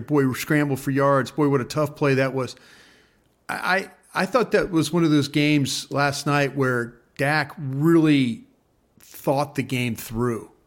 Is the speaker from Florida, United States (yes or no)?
no; Dallas, Texas, United States; also born or lived in Philadelphia; I'm the guy from Dallas that worked for Philly